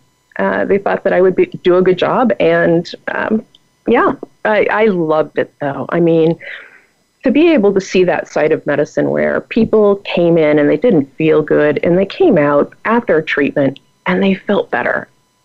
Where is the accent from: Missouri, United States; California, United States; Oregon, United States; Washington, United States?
Oregon, United States; was born and raised in Oregon, and I went to medical school here. And so I'm an Oregon girl at my core